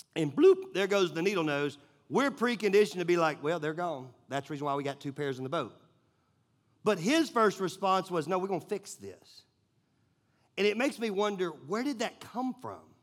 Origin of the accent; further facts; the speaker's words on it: Nashville, Tennessee, United States; I grew up in Nashville.